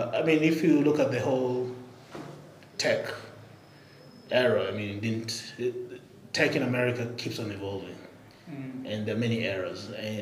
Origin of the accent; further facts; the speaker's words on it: Nairobi, Kenya; moved away as an adult; also born or lived in Albuquerque, New Mexico, United States; Born and raised here in Nairobi. Went to government schools.